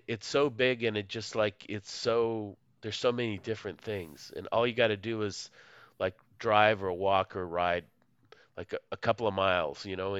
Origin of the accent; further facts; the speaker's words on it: Moscow, Russia; English is a second language; you're from Chicago. I'm not from Chicago. Like, I'm from Moscow, USSR. Like, USSR is a country that doesn't exist.